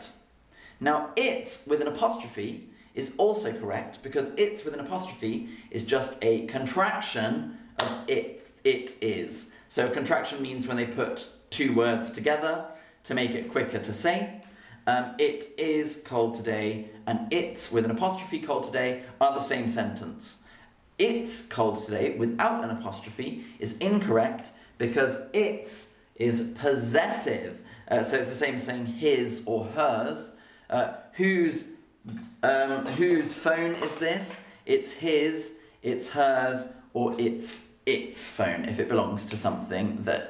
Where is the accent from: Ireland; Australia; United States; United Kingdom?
United Kingdom; accent: British